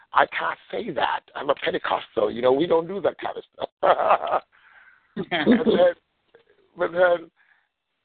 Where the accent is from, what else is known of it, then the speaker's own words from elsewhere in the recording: Jamaica; now in United States; I'm from Jamaica, for those that don't know me, from the island of Jamaica, came here